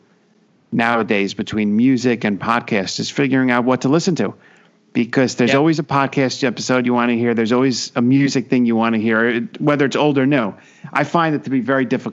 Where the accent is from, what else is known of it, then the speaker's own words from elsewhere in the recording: New Jersey, United States; I'm from New Jersey, where country music is not as popular.